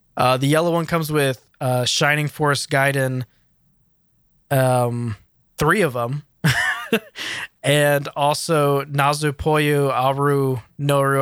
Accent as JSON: {"language": "English", "country": "United States", "said": "as an American"}